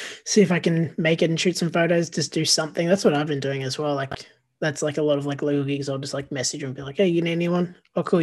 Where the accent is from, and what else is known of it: Frankston, Victoria, Australia; born or raised there